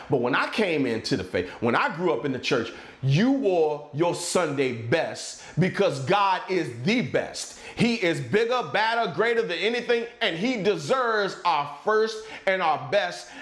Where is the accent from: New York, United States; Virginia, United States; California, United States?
Virginia, United States; near Richmond, South Central; also born or lived in Maryland; I grew up in South Central Virginia, right outside of Richmond